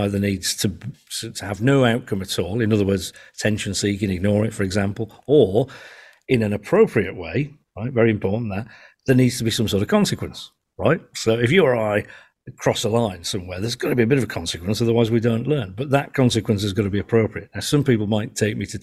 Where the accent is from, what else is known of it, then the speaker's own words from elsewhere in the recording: Yorkshire and the Humber, United Kingdom; I'm a Yorkshireman, right? And we're famous for having an opinion on everything